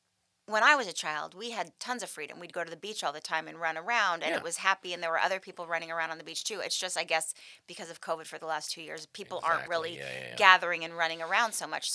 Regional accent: Malibu, California, United States; I grew up in Malibu

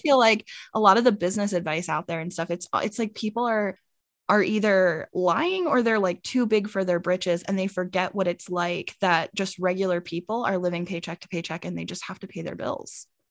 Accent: United States; now in Arizona, United States; originally, I'm from Maryland, Pennsylvania. but I'm currently living in Arizona, and I've actually been here for, like, half my life

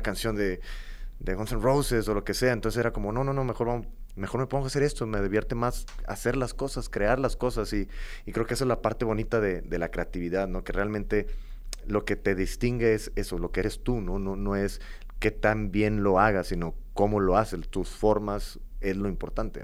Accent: Matamoros, Tamaulipas, Mexico; moved away as an adult; also born or lived in Monterrey; este tipo de gente no hay en Matamoros, de donde yo vengo

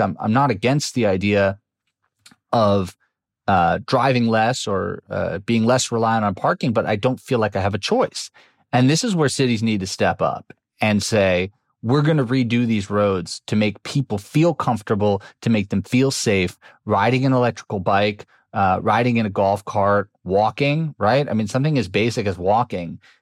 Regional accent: New York City, New York, United States; I grew up in New York City, which used to be full of parking lots in the 1970s and 80s

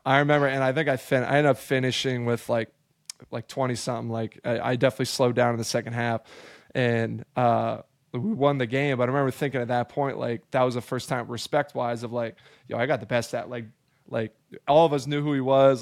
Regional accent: Albany, New York, United States; moved away as an adult; also born or lived in Maryland / Atlanta / Sacramento; I grew up in upstate New York

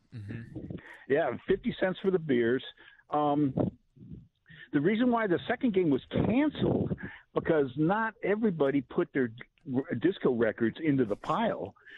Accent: Ohio, United States; now in Long Beach, United States; born and raised in Ohio

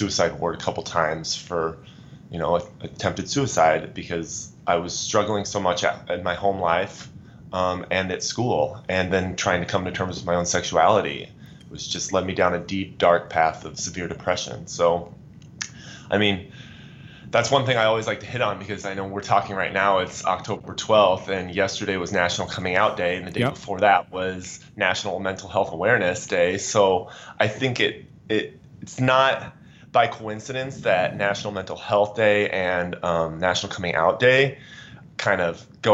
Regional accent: Pierce, Nebraska, United States; I'm from a small farm community in northeast Nebraska called Pierce, Nebraska

